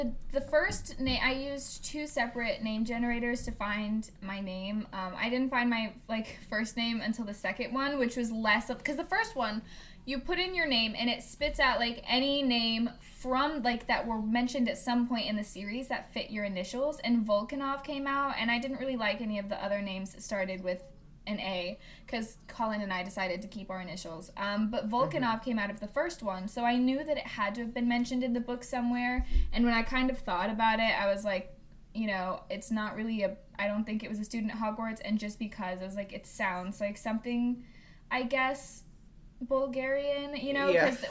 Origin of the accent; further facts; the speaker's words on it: Midwest, United States; How many times do I have to say this? I am from